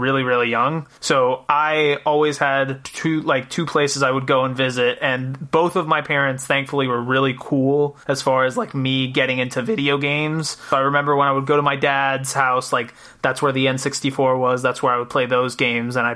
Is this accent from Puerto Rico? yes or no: yes; Puerto Rico; now in Rhode Island, United States; I was born and raised in Puerto Rico